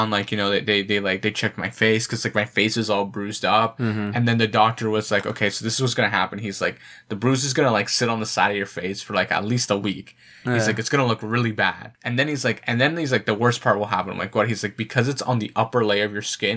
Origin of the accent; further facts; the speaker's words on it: Canada; being Canadian